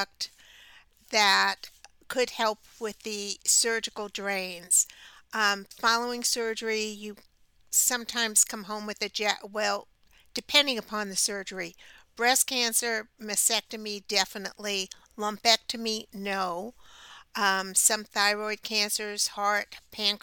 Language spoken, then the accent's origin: English; New York, United States; as a young child, growing up in New York, in a neighborhood with a bunch of kids.